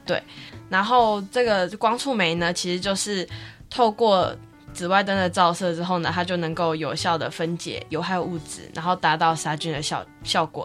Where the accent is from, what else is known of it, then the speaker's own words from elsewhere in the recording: Kaohsiung, Taiwan; 我是高雄人